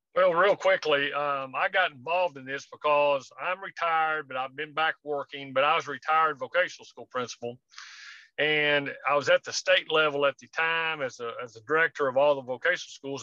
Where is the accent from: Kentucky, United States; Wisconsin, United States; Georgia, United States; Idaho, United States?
Kentucky, United States; Winchester; I'm actually sitting in Huntsville, Alabama right now, but I'm from Winchester, Kentucky, which is right outside Lexington